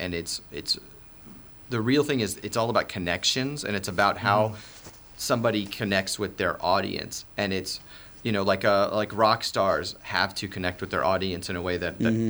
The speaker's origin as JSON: {"language": "English", "region": "Maryland", "country": "United States", "tie": "born or raised there", "said": "I'm from the Washington, D.C. area. I grew up in Maryland."}